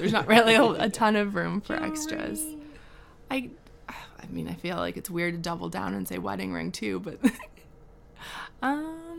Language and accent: English; Midwest, United States; I'm from the Midwest in the States